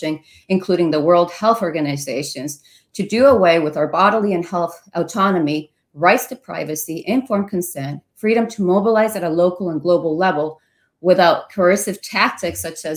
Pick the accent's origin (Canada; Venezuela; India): Venezuela; now in Ohio, United States; I come from Venezuela